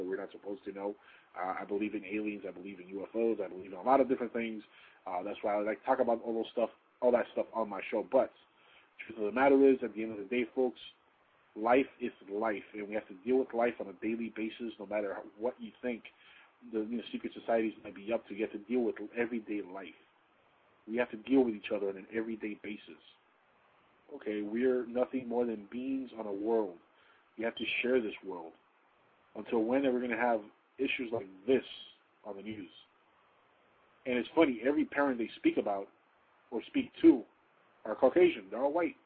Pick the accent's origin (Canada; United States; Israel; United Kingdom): United States; I'm also very proud of being an American.